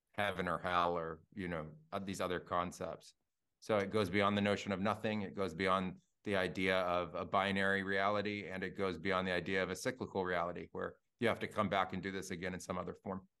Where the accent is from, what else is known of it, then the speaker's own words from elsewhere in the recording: Silicon Valley, California, United States; I grew up in Silicon Valley in the nineties